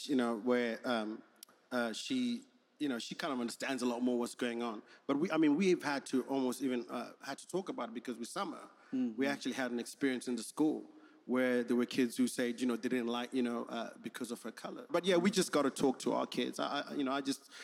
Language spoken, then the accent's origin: English; Zimbabwe; moved away as an adult; also born or lived in South Africa / Manchester, United Kingdom / Germany; now in United States; I grew up in Zimbabwe, that's where I did my school